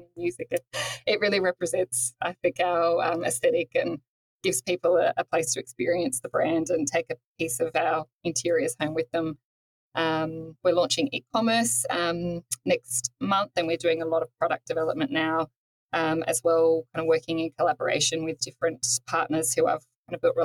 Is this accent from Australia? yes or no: yes; Toowoomba, Queensland, Australia; moved away as an adult; now in Sydney, Australia; I grew up in Toowoomba, up in Queensland